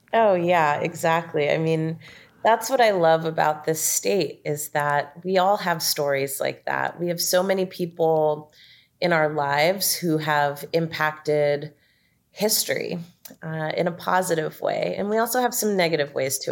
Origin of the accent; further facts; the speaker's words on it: Marin County, Bay Area, California, United States; moved away as an adult; also born or lived in San Diego, United States; now in Georgia, United States; I was, um, born and raised in the Bay Area and, um, spent most of my time in Marin County from a small child all the way through high school